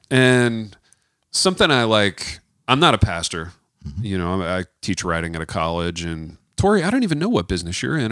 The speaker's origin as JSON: {"language": "English", "country": "United States", "said": "being an American"}